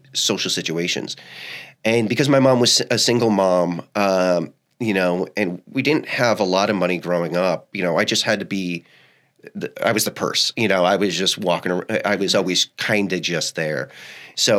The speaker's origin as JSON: {"language": "English", "town": "Selden", "region": "New York", "country": "United States", "tie": "born or raised there", "also_born_or_lived": "Ybor City, Tampa, Florida", "moved": "yes", "said": "So a lot of it was spent on Long Island"}